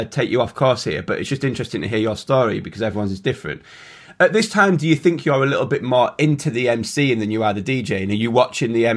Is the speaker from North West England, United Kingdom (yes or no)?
yes; Carlisle, North West England, United Kingdom; I grew up in Carlisle